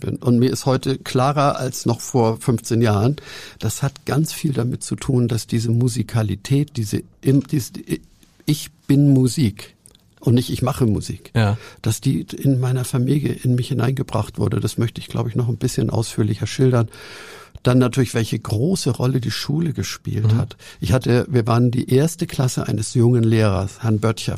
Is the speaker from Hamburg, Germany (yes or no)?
yes; Hamburg, Germany; ich bin in Hamburg aufgewachsen, im zerstörten Winterhude